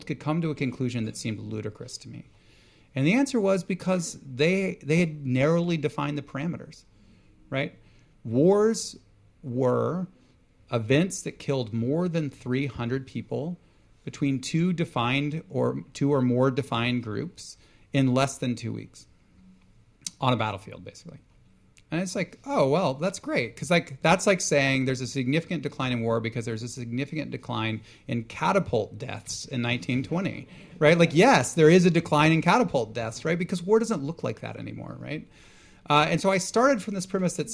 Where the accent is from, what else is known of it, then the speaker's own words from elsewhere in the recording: Houston, Texas, United States; moved away; also born or lived in Baltimore; I grew up in Houston, Texas on the bayou.